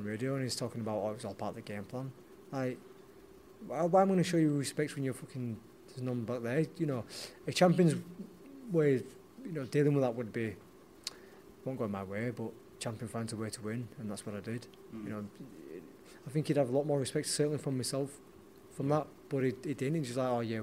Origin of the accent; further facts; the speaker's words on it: Leeds, Yorkshire and the Humber, United Kingdom; a Leeds lad going down to Nottingham